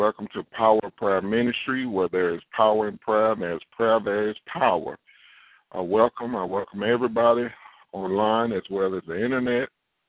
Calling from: Katy, Texas, United States; I'm calling from Katy, Texas, / Houston, Texas.

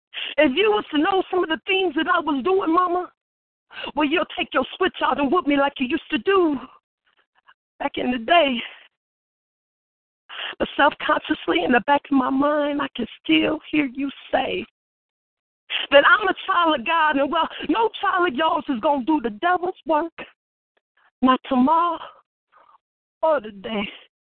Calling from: Michigan City, Indiana, United States; I'm calling you from Michigan City. Actually, I'm at work right now

